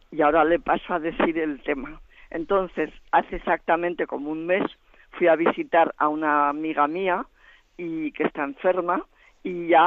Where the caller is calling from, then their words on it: Zaragoza, Aragon, Spain; de Zaragoza